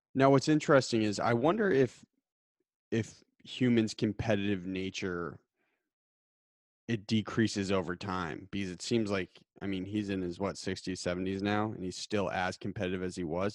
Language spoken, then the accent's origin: English; Titletown, Massachusetts, United States; I grew up in Titletown, U S